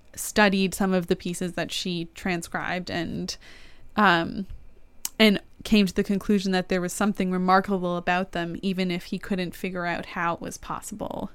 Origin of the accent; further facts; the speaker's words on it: Canada; I am a Canadian